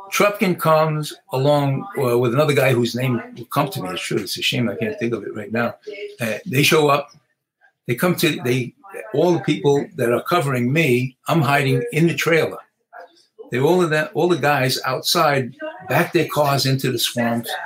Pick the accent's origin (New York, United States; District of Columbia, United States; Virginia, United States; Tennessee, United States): New York, United States; New York City; I grew up in the South Bronx